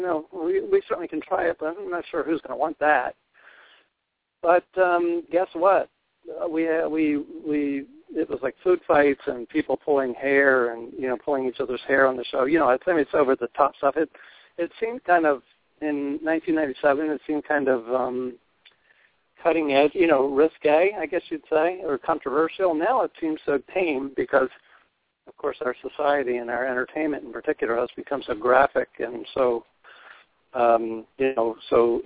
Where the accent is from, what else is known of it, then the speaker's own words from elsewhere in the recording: Delaware, United States; moved away; I grew up in the East Coast, and you know, went to actually in Delaware, a big family, youngest of 8 children, and my family was a farming family